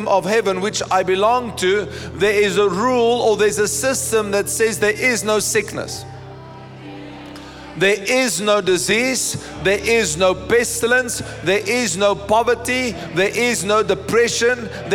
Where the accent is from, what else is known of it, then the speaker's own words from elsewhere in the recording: South Africa; my ID book tells me that I am a citizen of, South Africa